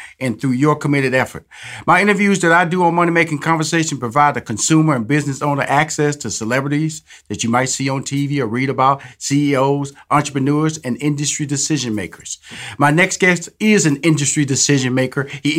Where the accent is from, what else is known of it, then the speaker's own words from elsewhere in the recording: Houston, Texas, United States; I'm from Houston, Texas.